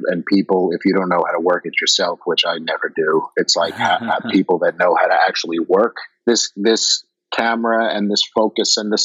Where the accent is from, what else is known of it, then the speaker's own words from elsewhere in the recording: Long Island, New York, United States; I grew up on Long Island